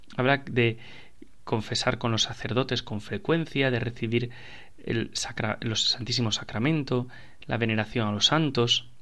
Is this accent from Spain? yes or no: yes; Spain; somos la Iglesia española